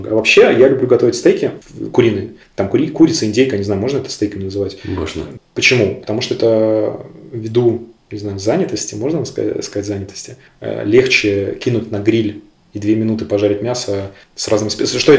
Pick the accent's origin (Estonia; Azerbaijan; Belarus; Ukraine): Belarus; Блин, ну, во-первых, я белорус.